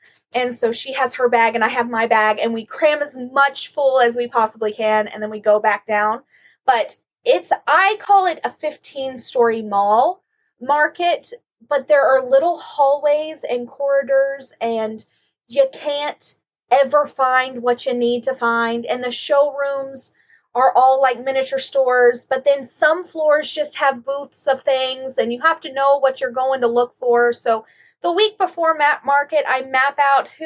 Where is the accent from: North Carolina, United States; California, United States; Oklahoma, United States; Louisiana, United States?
Oklahoma, United States; I'm from Oklahoma. I'm corn fed.